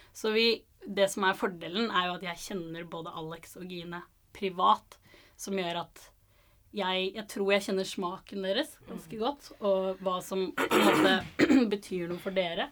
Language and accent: Norwegian; Stavanger, Rogaland, Norway; jeg er fra Stavanger. Født og oppvokst eh, der.